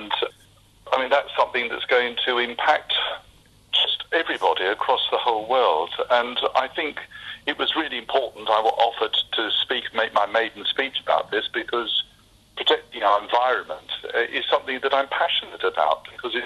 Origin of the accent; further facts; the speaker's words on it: Essex, on the edge of East London, East of England, United Kingdom; I was born and brought up in Essex, on the edge of East London, of London